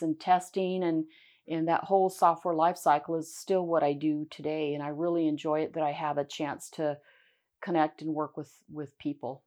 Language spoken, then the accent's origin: English; Pasco, Washington, United States; also born or lived in Richland, Washington; I was born in Pasco, uh, and I, I'm born and raised